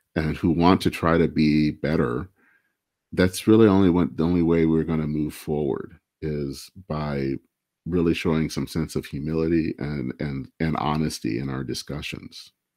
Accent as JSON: {"language": "English", "region": "Michigan", "country": "United States", "said": "I hail from Michigan"}